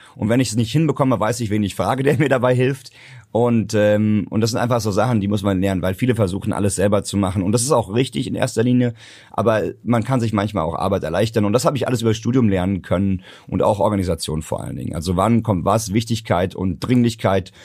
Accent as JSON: {"language": "German", "region": "Hesse", "country": "Germany", "said": "bei uns in Hessen"}